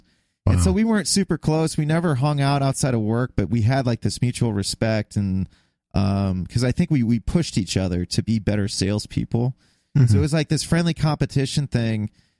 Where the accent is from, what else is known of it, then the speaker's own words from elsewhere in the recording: Columbus, Ohio, United States; also born or lived in Toledo; Like, I missed my family in Toledo, but I knew I had to leave Toledo, and I'd moved to Columbus when I was like 9 from Toledo, and so I still had ties to both cities because my mom and stepdad lived down here.